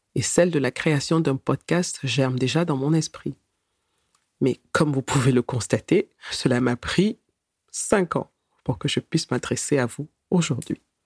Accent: Cameroon; moved away as an adult; also born or lived in Germany; Je suis née et j'ai grandi au Cameroun, que je quitte à l'âge de 19 ans

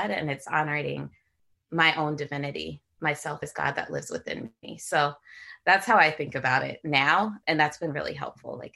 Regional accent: San Jose, California, United States; moved away as an adult; also born or lived in Washington, D.C.; I grew up in San Jose, California.

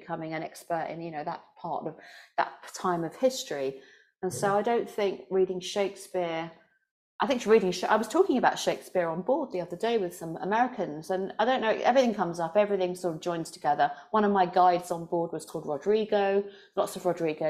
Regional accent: London, United Kingdom; I guess I'm from London. I'm from London

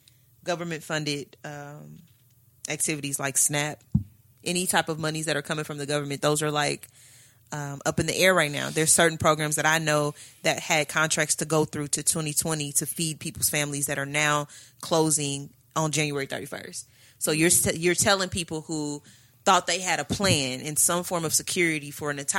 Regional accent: Midwest, United States; I'm from the Midwest.

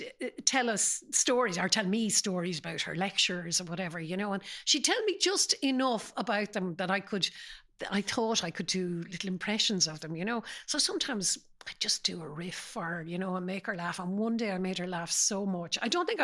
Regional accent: Galway, Connacht, Ireland; also born or lived in Sligo; I grew up in the 60s in Galway, even though my family are all from Sligo and I was born there. But I grew up in Galway

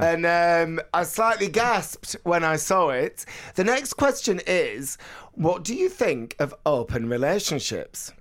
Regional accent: Bolton, North West England, United Kingdom; moved away; when I was growing up in Bolton in the eighties

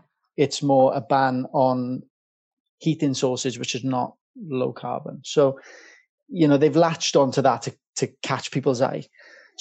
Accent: Welsh, Wales, United Kingdom; now in London, United Kingdom; being Welsh

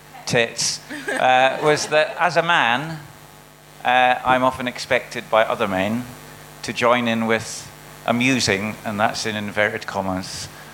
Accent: Dundee, Scotland, United Kingdom; now in London, United Kingdom

